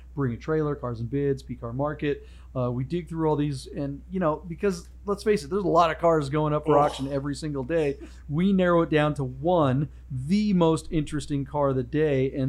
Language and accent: English; Seattle, Washington, United States; I grew up in the Northwest, and being, you know, in the suburbs of Seattle